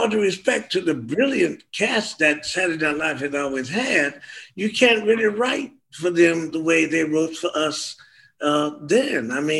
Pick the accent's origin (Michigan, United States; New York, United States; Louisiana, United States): Louisiana, United States; New Orleans; And I'm from New Orleans, where from the time I was 12 years old, I was surrounded not only by hordes of black medical doctors, but black PhDs as well.